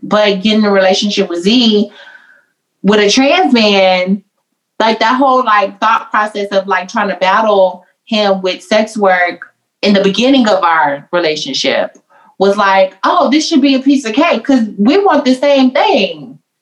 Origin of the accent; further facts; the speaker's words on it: the South, United States; I'm from the South, so I'm very traditional